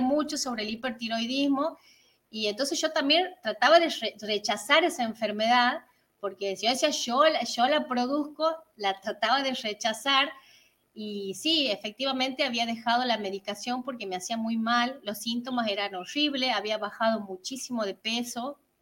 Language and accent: Spanish; San Miguel de Tucumán, Tucumán, Argentina; vivimos al norte, somos de Tucumán, San Miguel de Tucumán.